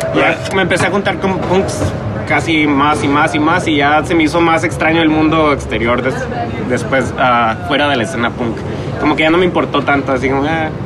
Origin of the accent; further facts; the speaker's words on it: Tijuana, Baja California, Mexico; creciendo en Tijuana